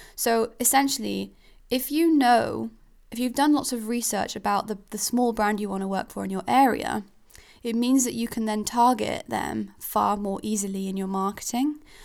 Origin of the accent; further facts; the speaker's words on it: Switzerland; now in Falmouth, United Kingdom; I'm a foreigner. I'm from Switzerland, so I don't even come from here.